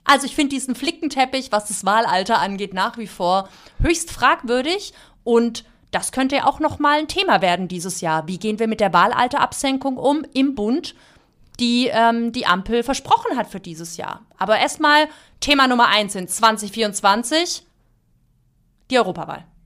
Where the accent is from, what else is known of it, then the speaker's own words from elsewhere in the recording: Black Forest, Baden-Württemberg, Germany; Ich bin mit neun Jahren Mitglied geworden in der KJG in meiner Heimatpfarrei im Schwarzwald und bin total Jugendverband sozialisiert auf dem Land aufgewachsen.